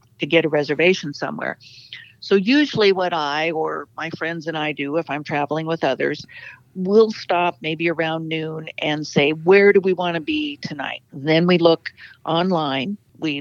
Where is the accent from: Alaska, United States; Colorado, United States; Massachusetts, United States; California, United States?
Alaska, United States; born and raised in Alaska